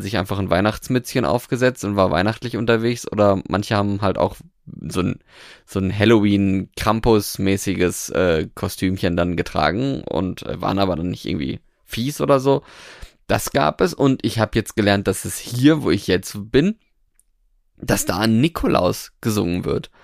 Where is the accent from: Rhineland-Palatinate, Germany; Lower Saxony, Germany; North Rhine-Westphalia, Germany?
North Rhine-Westphalia, Germany; moved away; also born or lived in Norway; da, wo ich ursprünglich herkomme, aus Westfalen